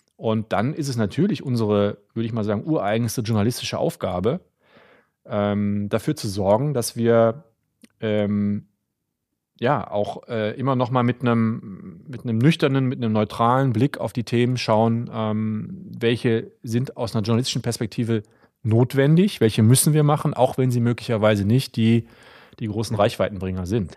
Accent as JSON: {"language": "German", "area": "near Euskirchen", "region": "North Rhine-Westphalia", "country": "Germany", "tie": "born or raised there", "also_born_or_lived": "Berlin", "moved": "as an adult", "said": "ich komme ja aus der Nähe von Euskirchen, bin in Bad Münstereifel zur Schule gegangen"}